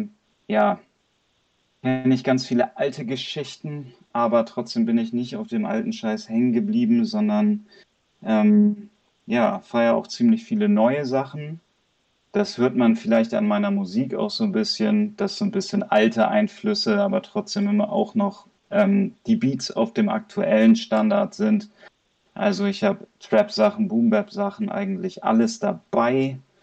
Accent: Hamburg, Germany; Ich komme aus Hamburg

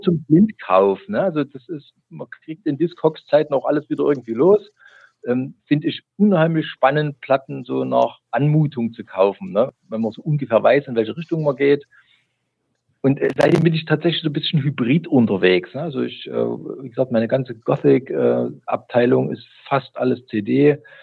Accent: East Germany, Germany; ich bin gebürtiger DDR-Bürger

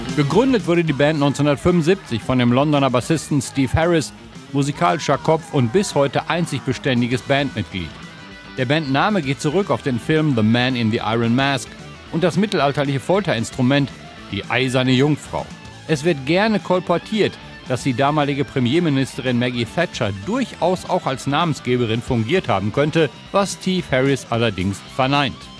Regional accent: Dortmund, North Rhine-Westphalia, Germany; Ich komme aus Dortmund

